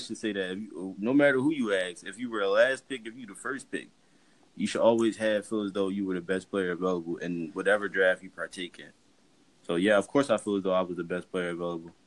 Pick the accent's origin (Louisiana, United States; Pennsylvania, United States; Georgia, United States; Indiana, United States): Pennsylvania, United States; Philadelphia; growing up in Philly